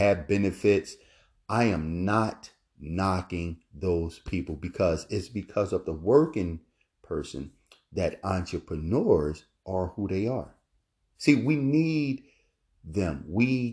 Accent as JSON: {"language": "English", "town": "Philadelphia", "region": "Pennsylvania", "country": "United States", "tie": "born or raised there", "moved": "as an adult", "lives_now": "Florida, United States", "said": "Growing up in Philadelphia, North Philadelphia, We grew up in the Richard Allen Projects"}